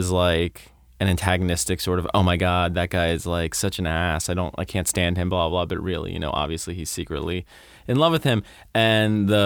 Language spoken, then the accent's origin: English; Florida, United States; I grew up in Florida